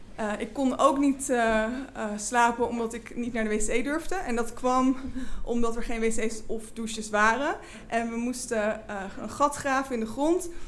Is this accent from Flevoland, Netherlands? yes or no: yes; Flevoland, Netherlands; ik groeide op in Flevoland en had een hele fijne jeugd